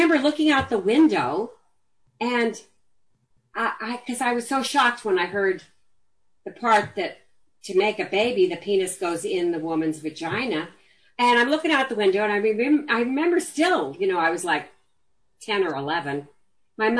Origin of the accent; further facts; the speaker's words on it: Los Angeles, California, United States; I grew up in the Hollywood Hills